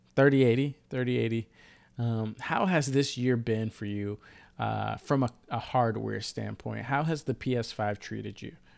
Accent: the South, United States; now in Seattle, United States; I'm from the South

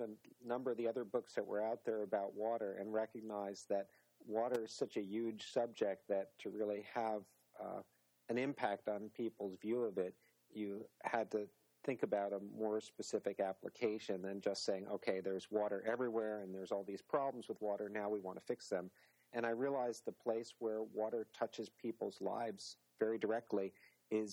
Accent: New York, United States; moved away; growing up in New York along the shore

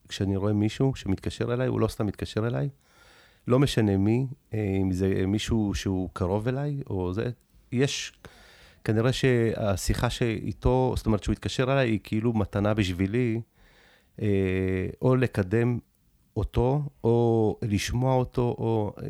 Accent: Tel Aviv, Tel Aviv District, Israel; also born or lived in Soviet Union; עליתי מברית המועצות, שהייתי בגיל מאוד צעיר, בגיל שנתיים-שלוש. גרנו במקום הכי נמוך בדרום תל אביב

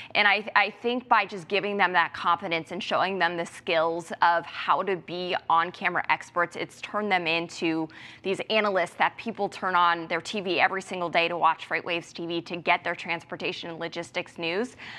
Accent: Ohio, United States; moved away; I'm from Ohio, and I'm going back home to work for the Cincinnati Police Department

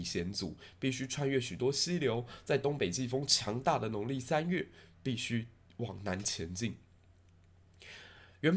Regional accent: Tainan, Taiwan; 虽然我身为台南人，

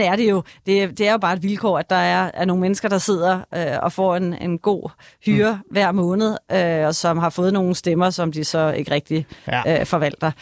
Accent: Denmark; der, hvor jeg kommer fra, og der er altså kun 40 minutter ind til København

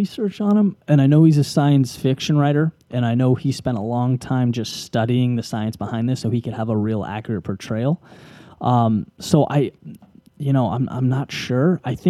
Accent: Boston, Massachusetts, United States; oh, I'm from Boston, man. I know.

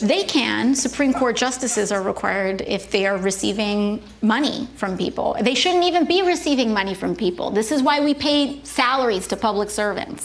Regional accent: New York City, New York, United States; I'm from the Bronx

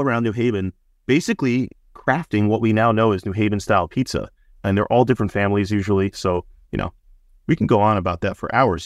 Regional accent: New Haven, Connecticut, United States; I grew up on Ernie's Pizzeria in Westville

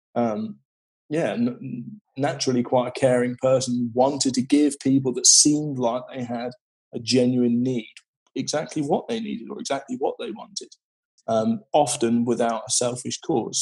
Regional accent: West Country, South West England, United Kingdom; I grew up in the West Country in a, in a sort of small, small, small fishing town

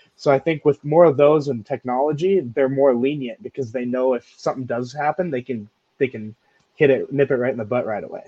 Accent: Montana, United States; moved away; I'm from Montana, so we don't really see a lot of tornadoes up there

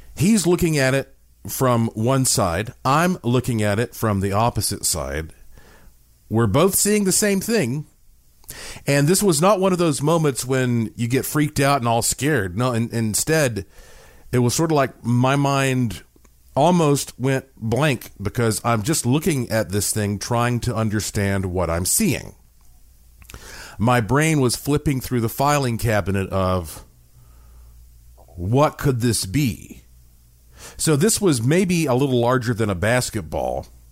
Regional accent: Asheville, North Carolina, United States; When I was born in Asheville, North Carolina, in the heart of the Blue Ridge Mountains, I was born with quite a heritage because my family on both sides uh, have been in Western North Carolina for hundreds of years.

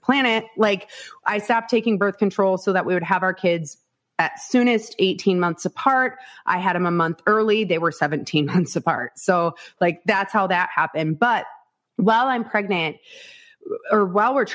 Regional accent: Northwest Iowa, United States; I was born and raised in Northwest Iowa

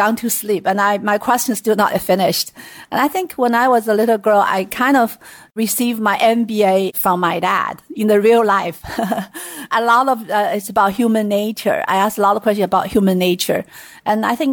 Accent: Sichuan, China; I was born and raised in Sichuan province

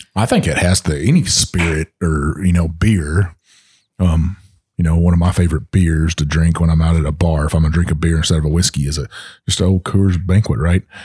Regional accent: Texas, United States; my home state of Texas

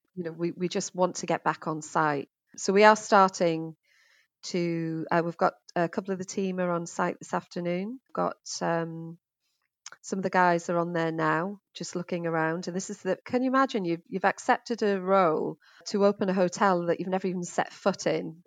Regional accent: Middlesbrough, North East England, United Kingdom; now in Finchley, United Kingdom; as you can probably tell from my accents, I'm, uh, originally from the northeast of England, Middlesbrough

